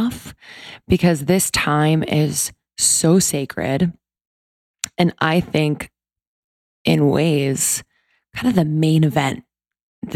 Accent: East Coast, United States; So I grew up on the East Coast.

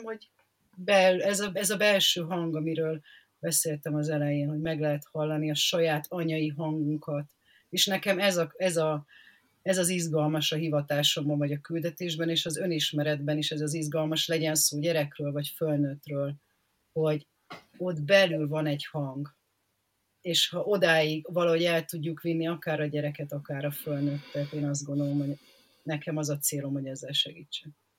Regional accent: Szeged, Csongrád-Csanád, Hungary; now in Budapest, Hungary; amikor még én gyerek voltam, én Szegeden éltem

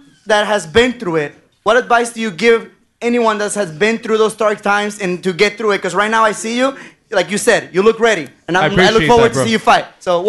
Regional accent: Seattle, Washington, United States; I'm from Seattle, Washington.

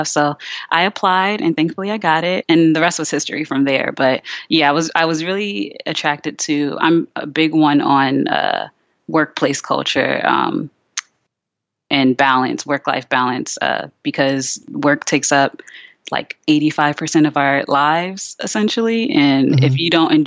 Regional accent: Richmond, Virginia, United States; also born or lived in New Jersey; I grew up in Richmond, Virginia

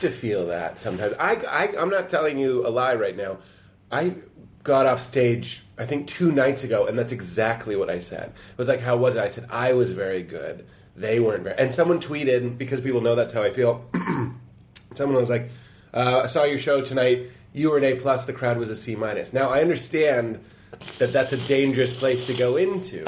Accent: Lexington, United States; I'm from Lexington

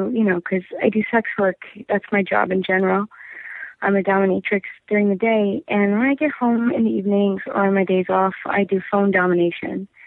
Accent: Golden Valley, Minnesota, United States; I'm from Minnesota. I'm from like a first ring suburb of Minneapolis

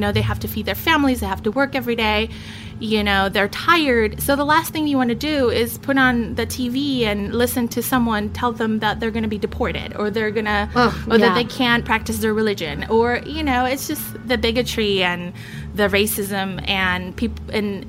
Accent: Chile; now in United States; Not how, you know, my parents and myself immigrated in this country. Like, we came from Chile

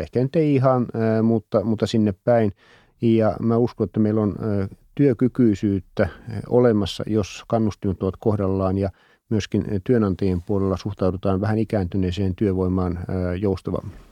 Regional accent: Ostrobothnia, Finland; Mä kun olen Pohjanmaalta

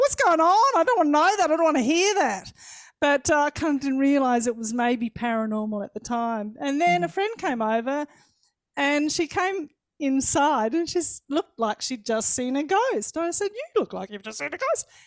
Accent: Victoria, Australia; I thought you needed an Australian voice.

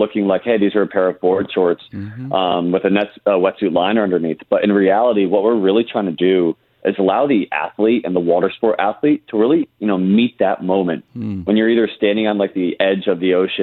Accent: Connecticut, United States; moved away as an adult; also born or lived in North Carolina / New York; I'm actually from the East Coast originally, Connecticut area. I grew up surfing and actually being a waterman on the coast up near Rhode Island and all the way down to the shores of Connecticut

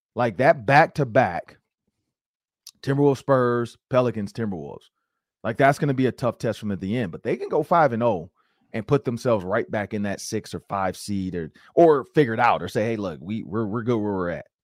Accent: Detroit, Michigan, United States; moved away; I'm from Detroit, Michigan.

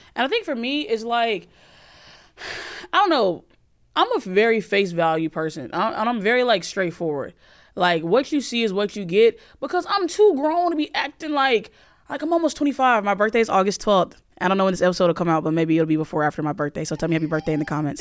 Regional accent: Alabama, United States; I grew up in Alabama

